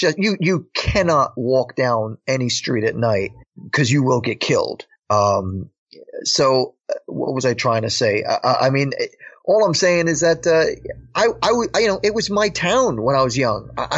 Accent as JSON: {"language": "English", "town": "Paterson", "region": "New Jersey", "country": "United States", "tie": "born or raised there", "said": "I was born and raised in Patterson, New Jersey, and it's the predominant ethnic group of people there are Afro-Americans."}